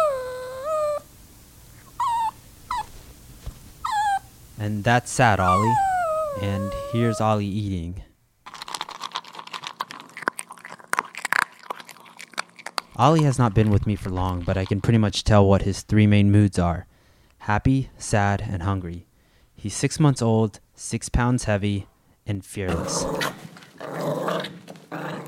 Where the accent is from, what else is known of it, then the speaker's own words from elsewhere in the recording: Central Florida, United States; Growing up in Central Florida